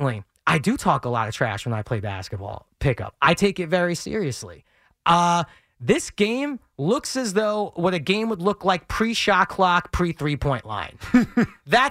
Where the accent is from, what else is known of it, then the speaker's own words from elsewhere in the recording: New York City, New York, United States; I grew up in Bensonhurst, Brooklyn